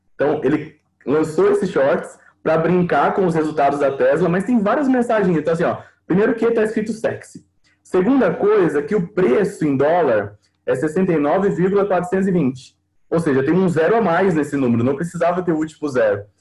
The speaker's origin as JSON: {"language": "Portuguese", "country": "Brazil", "said": "a gente tem um pouco disso como brasileiro"}